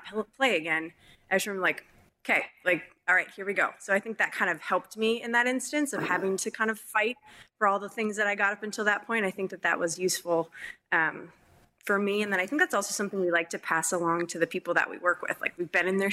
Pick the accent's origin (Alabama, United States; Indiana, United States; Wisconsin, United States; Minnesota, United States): Minnesota, United States; moved away as an adult; also born or lived in California; I'm from Minnesota. I was in California. I'm really far away from my family